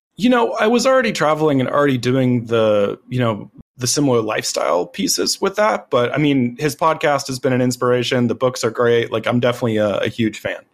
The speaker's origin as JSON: {"language": "English", "country": "United States"}